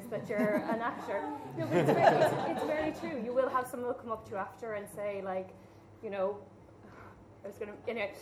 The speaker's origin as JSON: {"language": "English", "country": "Ireland", "said": "we as Irish people"}